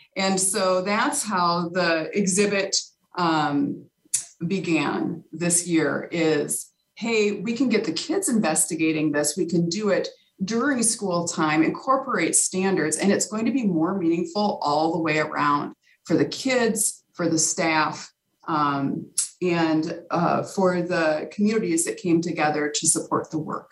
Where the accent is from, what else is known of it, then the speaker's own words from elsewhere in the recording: Carver, Minnesota, United States; downtown Carver, which is uh, my hometown